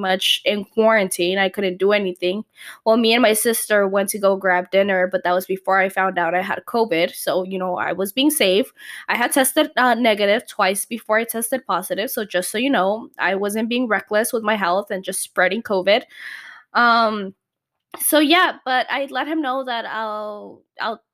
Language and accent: English; Calexico, California, United States; It's a podcast local here to my hometown. I'm from Calexico